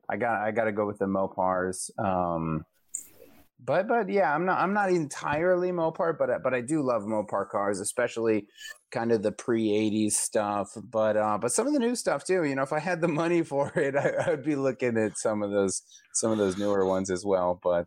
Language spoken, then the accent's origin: English; El Paso, Texas, United States; moved away as an adult; now in Ohio, United States; I grew up in El Paso, Texas